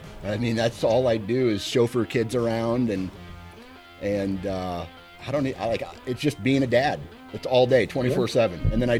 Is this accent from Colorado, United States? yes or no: no; Iowa, United States; Iowa, my home state.